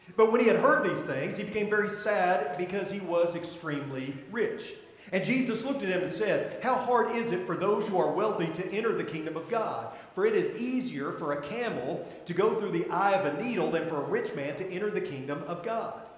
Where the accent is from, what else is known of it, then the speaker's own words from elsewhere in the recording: Arkansas, United States; I'm from Arkansas, you know, the Holy Land.